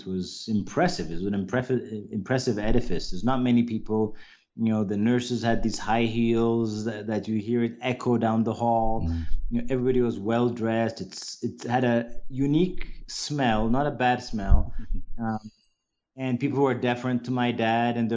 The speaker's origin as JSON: {"language": "English", "region": "Addis Ababa", "country": "Ethiopia", "tie": "born or raised there", "also_born_or_lived": "United States", "first_language": "English", "said": "I basically grew up in Addis and small areas within Addis"}